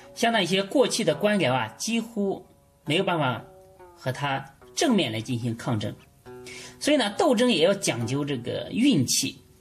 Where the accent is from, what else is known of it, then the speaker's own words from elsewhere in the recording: China; 我们中国人